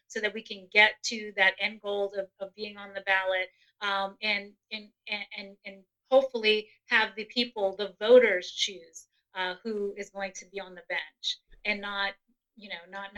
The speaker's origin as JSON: {"language": "English", "town": "New York City", "region": "New York", "country": "United States", "tie": "born or raised there", "moved": "yes", "lives_now": "Western Pennsylvania, United States", "said": "I am an immigrant. I grew up in Brooklyn, New York. I am a transplant to Western PA"}